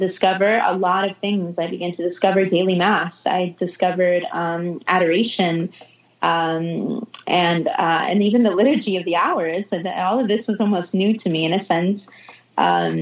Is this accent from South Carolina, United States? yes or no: no; Connecticut, United States; now in Jacksonville, United States; I grew up in a Catholic family. I'm originally from Connecticut, up north